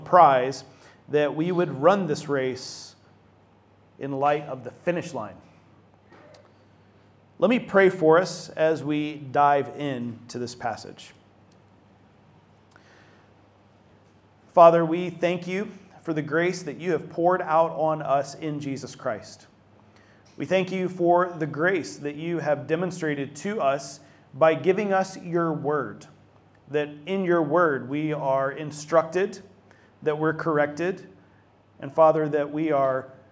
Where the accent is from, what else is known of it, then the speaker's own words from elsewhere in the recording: Atlanta, Georgia, United States; my hometown of Atlanta, Georgia